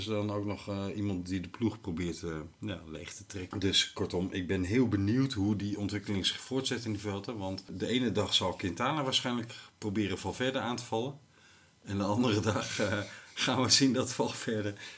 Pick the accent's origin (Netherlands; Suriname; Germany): Netherlands; Limburg; moved away; also born or lived in Lelystad; ik ben in katholiek Limburg geboren